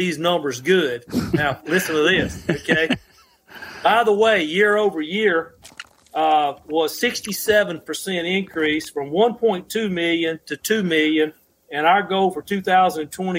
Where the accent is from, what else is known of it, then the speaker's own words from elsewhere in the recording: Mississippi, United States; my home state's Mississippi